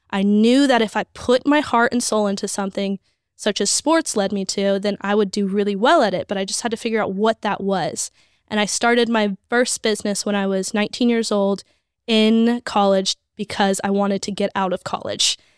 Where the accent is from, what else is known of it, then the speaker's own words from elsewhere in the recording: Las Vegas, Nevada, United States; I grew up in Vegas.